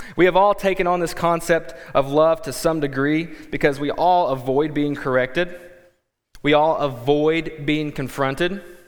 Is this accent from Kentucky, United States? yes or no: yes; Kentucky, United States; moved away as an adult; also born or lived in Texas / Quad Cities; now in Davenport, United States; we are originally from Kentucky, and then by way of Kentucky to Texas to the Quad Cities